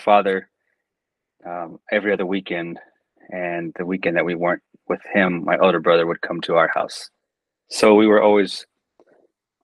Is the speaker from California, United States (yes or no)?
no; Texas, United States; I grew up in Texas, great state of Texas